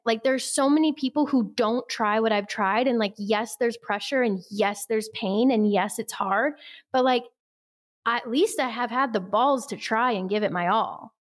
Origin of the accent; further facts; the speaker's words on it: Midwest, United States; we're both from the Midwest